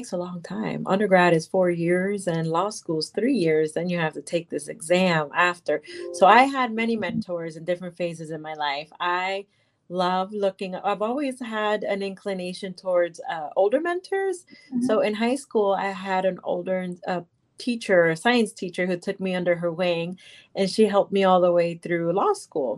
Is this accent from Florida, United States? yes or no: yes; Miami, Florida, United States; I grew up in Miami, Florida, and most people around me were people that came to the United States.